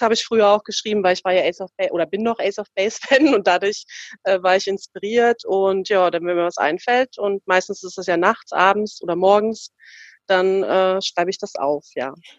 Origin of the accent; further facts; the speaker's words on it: East Germany, Germany; now in Frankfurt am Main, Germany; ich bin ja äh, in der DDR aufgewachsen und meine Eltern leben ja natürlich noch äh, drüben, also im Osten der, der Republik